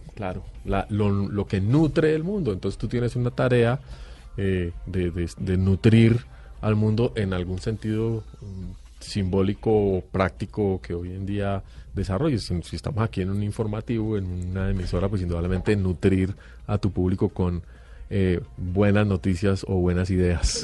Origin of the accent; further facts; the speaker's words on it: Colombia; no vivimos en nuestro país, no nos enseñan geografía, no nos enseñan historia, no nos enseñan biología de Colombia